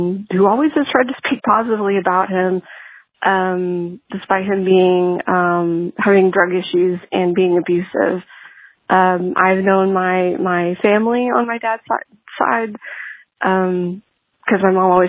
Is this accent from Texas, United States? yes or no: yes; Texas, United States; I'm from Texas